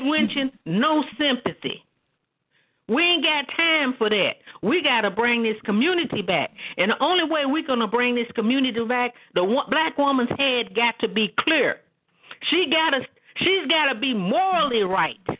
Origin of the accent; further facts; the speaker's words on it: Oklahoma, United States; I'm from Oklahoma.